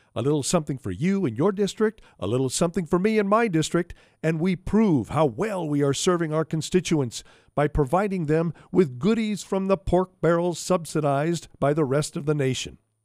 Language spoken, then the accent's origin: English; Omaha, Nebraska, United States; my hometown